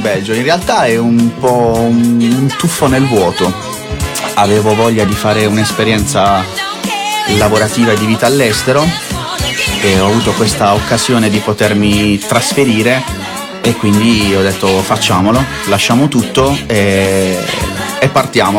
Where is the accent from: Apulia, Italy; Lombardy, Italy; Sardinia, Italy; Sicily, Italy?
Apulia, Italy; Bari; moved away as an adult; now in Milan, Italy; io sono di Bari, ah, sono di, di Bari, nato a Bari, barese, 100% barese.